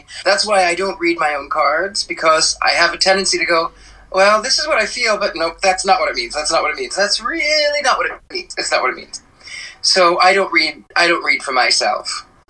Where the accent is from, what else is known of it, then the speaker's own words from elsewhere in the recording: Missouri, United States; I grew up in Missouri, in the Midwest, right in the where the four states meet: Kansas, Arkansas, Oklahoma, and Missouri. Right there where they all connect.